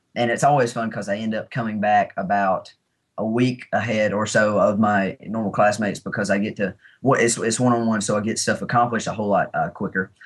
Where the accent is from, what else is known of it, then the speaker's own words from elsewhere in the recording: Alabama, United States; we're both from Alabama. This was the first film that I've ever filmed in my home state